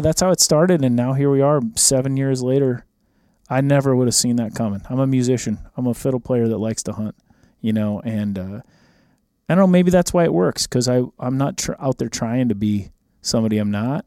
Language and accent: English; Minnesota, United States; moved away; I grew up in Minnesota